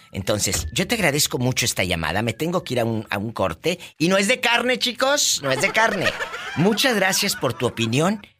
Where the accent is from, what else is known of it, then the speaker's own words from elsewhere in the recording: San Felipe, Nayarit, Mexico; Soy de aquí de San Felipe, en el municipio